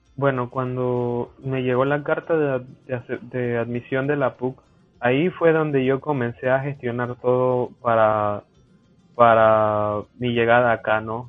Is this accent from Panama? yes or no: yes; Chiriquí, Panama; moved away as an adult; now in Peru; Yo estoy en un centro regional que es en la provincia de Chiriquí, de donde, de donde yo soy.